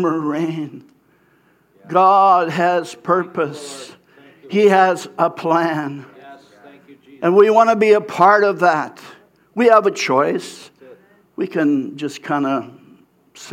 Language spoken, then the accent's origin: English; Abbotsford, British Columbia, Canada; I was from the Abbotsford area